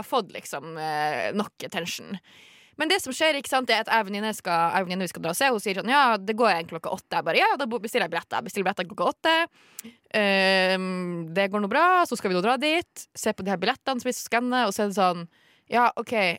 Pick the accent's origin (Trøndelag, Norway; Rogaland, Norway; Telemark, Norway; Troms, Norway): Troms, Norway; Tromsø; accent: Tromsø dialect; jeg er fra Tromsø